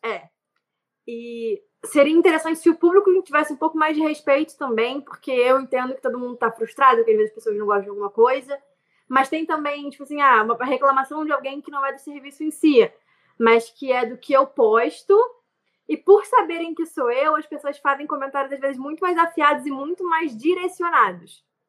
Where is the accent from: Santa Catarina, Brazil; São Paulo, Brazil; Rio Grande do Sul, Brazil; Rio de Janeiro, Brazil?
Rio de Janeiro, Brazil; Nova Iguaçu; eu sou de Nova Iguaçu, no Rio, então assim, um subúrbio do Rio de Janeiro, Baixada Fluminense